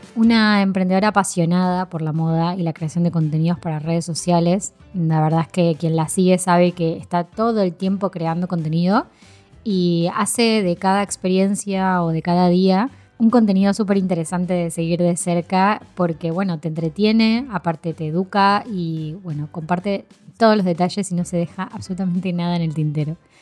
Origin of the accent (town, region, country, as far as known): Argentina; now in Spain